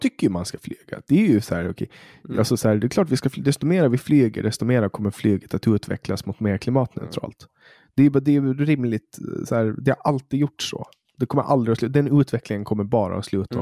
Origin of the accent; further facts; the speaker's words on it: Poland; now in Sweden; där jag kommer ifrån, Polen